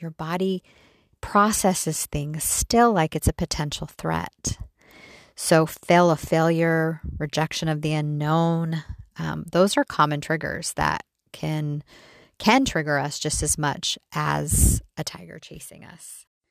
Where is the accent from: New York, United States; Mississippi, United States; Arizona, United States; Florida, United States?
Arizona, United States; Mesa; We grew up in Mesa, Arizona